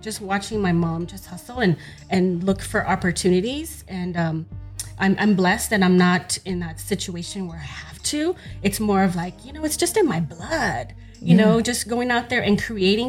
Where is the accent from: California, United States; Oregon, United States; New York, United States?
California, United States; Los Angeles; I grew up in South Central Los Angeles.